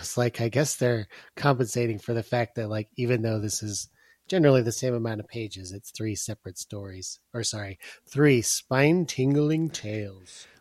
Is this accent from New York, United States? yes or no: no; Illinois, United States; I'm from Illinois